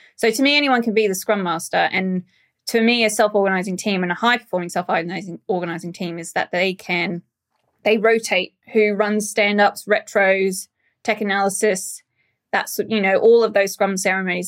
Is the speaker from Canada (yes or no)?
no; Australia; moved away; being Australian, uh, we, as a culture, Australians, we're a lot more direct